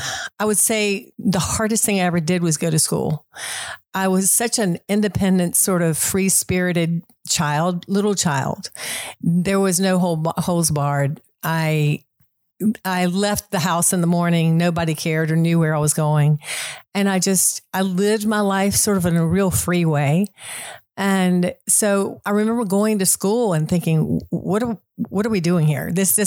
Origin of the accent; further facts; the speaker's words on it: Concord, North Carolina, United States; Well, Concord, as you all know, is about 45 minutes north of Charlotte. It's a small community. It was even smaller when I grew up there.